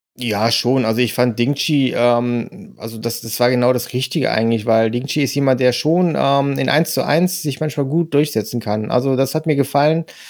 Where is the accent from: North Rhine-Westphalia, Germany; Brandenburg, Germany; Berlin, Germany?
North Rhine-Westphalia, Germany; Mönchengladbach; meine Heimatstadt